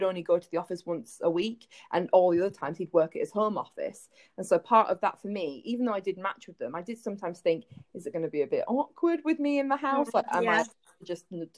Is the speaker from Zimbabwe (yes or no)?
no; United Kingdom; moved away as an adult; now in United States; we're British